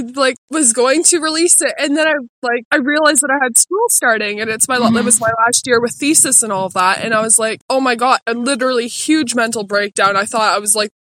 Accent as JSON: {"language": "English", "region": "Ontario", "country": "Canada"}